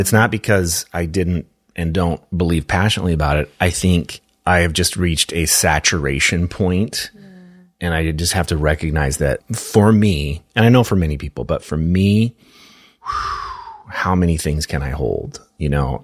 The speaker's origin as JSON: {"language": "English", "town": "Minneapolis", "region": "Minnesota", "country": "United States", "tie": "born or raised there", "said": "my hometown"}